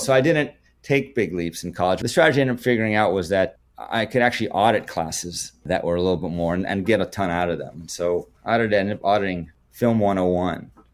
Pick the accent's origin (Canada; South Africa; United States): Canada; being Canadian, not having that in high school